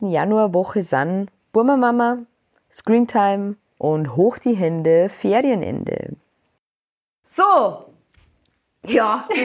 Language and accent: German; Bavaria, Germany; now in Munich, Germany; gebürtig aus Niederbayern, 30 Jahre alt